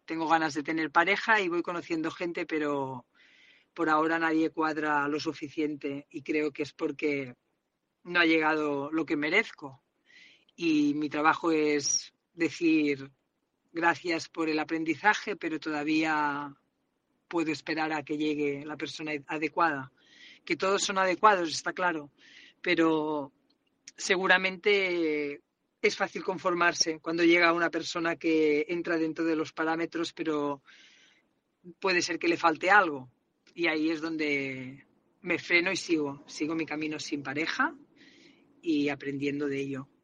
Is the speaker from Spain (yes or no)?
yes; Catalonia, Spain; accent: Catalan; siento que mi acento es muy catalán